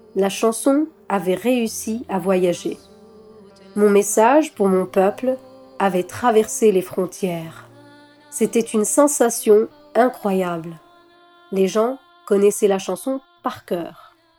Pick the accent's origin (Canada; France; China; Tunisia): Tunisia; moved away as an adult; J'ai grandi en Tunisie